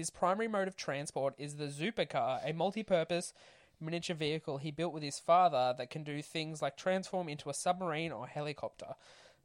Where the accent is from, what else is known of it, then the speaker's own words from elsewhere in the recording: Australia; We're all Aussie battlers